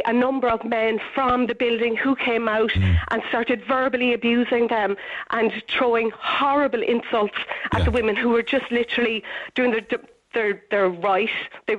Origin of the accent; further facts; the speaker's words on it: Cork, Munster, Ireland; moved away as an adult; now in Dublin, Ireland; I'm from Cork, but I'm living in Dublin at the moment.